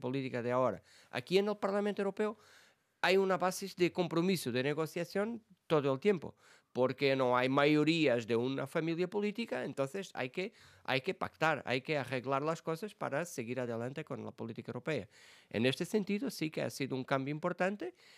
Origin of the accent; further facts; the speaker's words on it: Portugal; Spanish is a second language; moved away as an adult; now in Brussels, Belgium; yo vengo de, ah, de, de los ayuntamientos, de las bases de la política en mi país